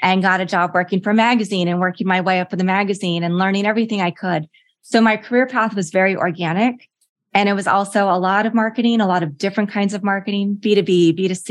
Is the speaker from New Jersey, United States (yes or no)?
no; Lawrence, Kansas, United States; moved away; I grew up in Lawrence, Kansas